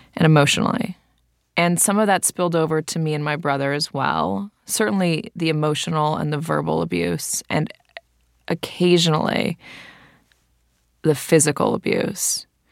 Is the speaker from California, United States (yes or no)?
yes; Santa Monica, California, United States; my brother and I, grew up at the airport in Santa Monica